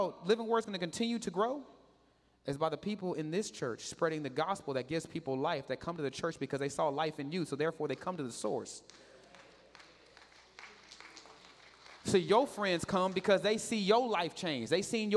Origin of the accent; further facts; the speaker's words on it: Katy, Texas, United States; I grew up in Katy.